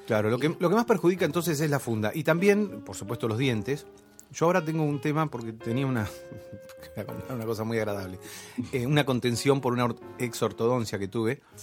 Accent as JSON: {"language": "Spanish", "town": "Necochea", "region": "Buenos Aires Province", "country": "Argentina", "tie": "born or raised there", "moved": "yes", "said": "yo crecí en Necochea y allá algunas cosas no llegaban."}